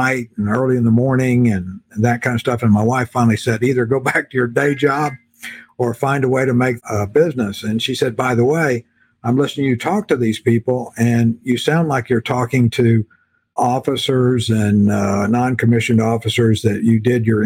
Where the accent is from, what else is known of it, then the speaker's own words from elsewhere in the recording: South Texas, United States; moved away as an adult; I grew up in South Texas